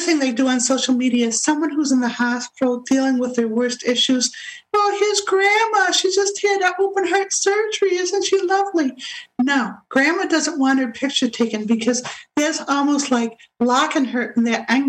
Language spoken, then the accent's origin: English; Rochester, New York, United States; Rochester, which is my hometown, Rochester, New York